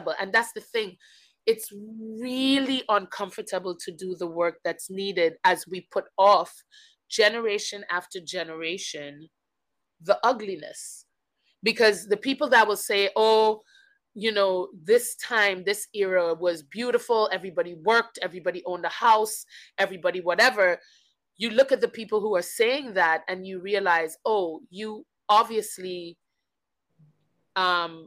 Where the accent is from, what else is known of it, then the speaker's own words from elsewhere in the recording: Grenada; moved away; also born or lived in Guyana; I was born on South America in the country of Guyana, and then I moved to Grenada when I was very young. So I claim Grenada as home simply because it is where my most fundamental memories live